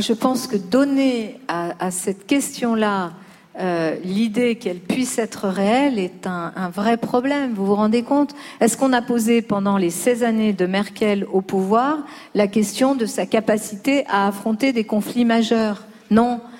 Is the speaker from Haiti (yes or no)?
no; Lyon, Auvergne-Rhône-Alpes, France; born or raised there; now in Paris, France